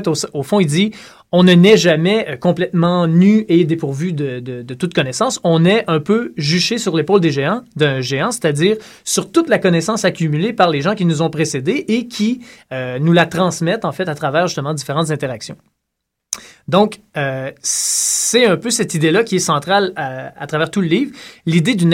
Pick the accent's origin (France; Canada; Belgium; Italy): Canada; Saint-Tite, Quebec; je viens de Saint-Tite.